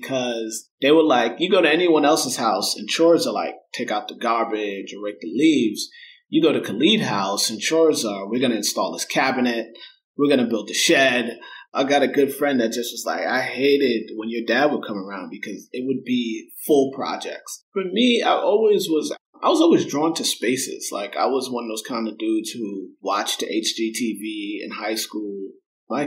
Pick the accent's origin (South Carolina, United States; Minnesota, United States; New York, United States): New York, United States; Mount Vernon; also born or lived in Bronx, New York; I was born in the Bronx, grew up in Mount Vernon, New York, a suburb just north of the city